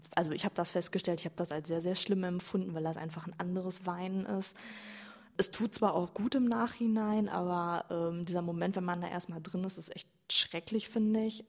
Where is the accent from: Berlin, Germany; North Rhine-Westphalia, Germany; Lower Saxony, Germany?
North Rhine-Westphalia, Germany; Iserlohn; ich komme aus Iserlohn, nicht aus Altena.